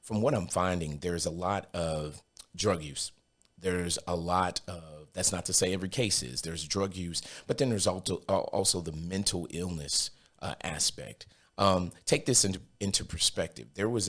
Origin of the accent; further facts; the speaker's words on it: Brooklyn, New York, United States; now in Cookeville, United States; I'm originally from Brooklyn, New York.